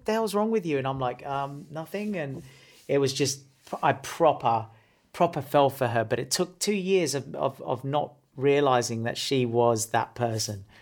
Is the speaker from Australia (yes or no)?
yes; Australia; I'm from Australia